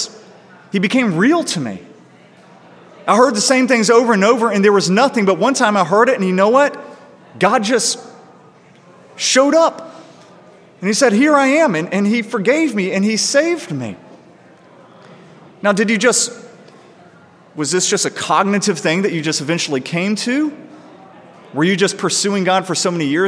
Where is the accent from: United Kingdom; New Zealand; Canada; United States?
United States; I'm a guy. I'm white. I was born in America